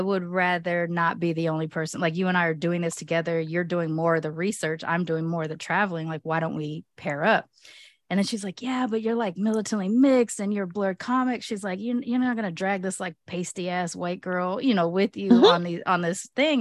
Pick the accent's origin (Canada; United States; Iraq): United States; I may be born here in America